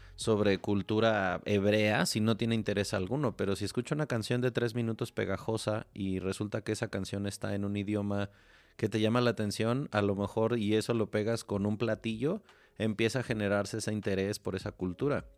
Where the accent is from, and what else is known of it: Mexico